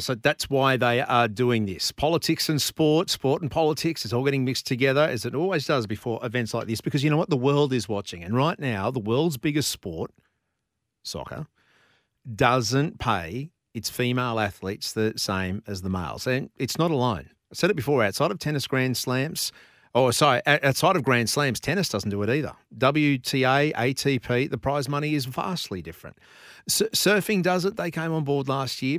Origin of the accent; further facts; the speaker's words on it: Brisbane, Queensland, Australia; I was born in Brisbane, I grew up in Brisbane, and I grew up playing soccer